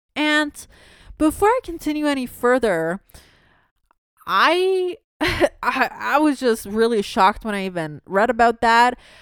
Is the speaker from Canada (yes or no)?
yes; Canada; also born or lived in Toronto